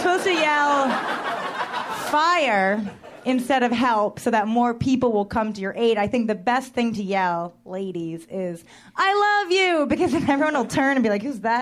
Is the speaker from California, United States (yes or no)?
no; New York, United States; I am a New Yorker